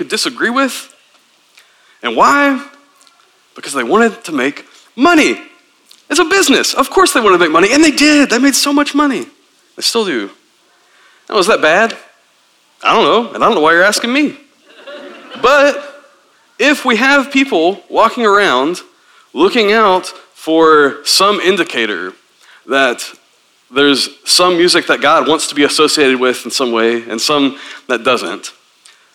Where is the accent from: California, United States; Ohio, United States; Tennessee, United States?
Tennessee, United States; I grew up in Tennessee as a Southern Baptist